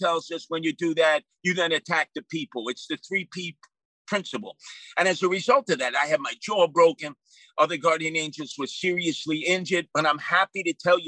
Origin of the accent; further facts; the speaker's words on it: New York City, New York, United States; I was raised by my father and mother in Canarsie, Brooklyn